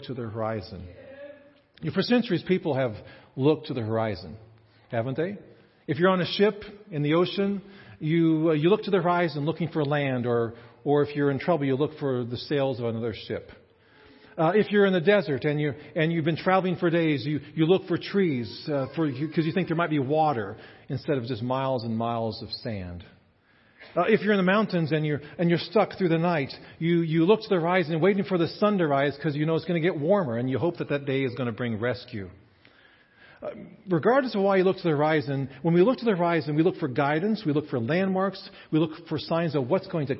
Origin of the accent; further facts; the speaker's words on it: Kansas, United States; moved away as an adult; also born or lived in Indiana / Chicago / Canada; I grew up in Kansas and spent the first 22 years of my life here.